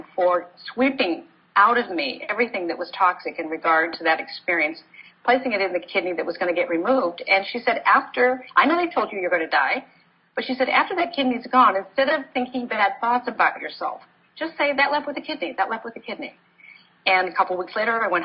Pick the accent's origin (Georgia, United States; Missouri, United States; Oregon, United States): Oregon, United States; Portland; I grew up in Portland, Oregon